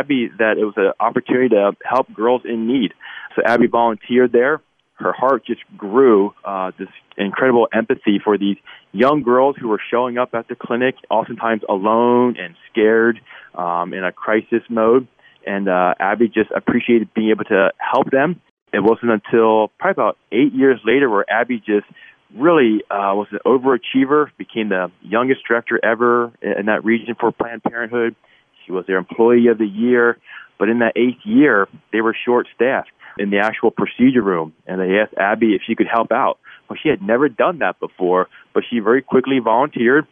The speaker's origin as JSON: {"language": "English", "town": "Philadelphia", "region": "Pennsylvania", "country": "United States", "tie": "born or raised there", "said": "I grew up in Philadelphia"}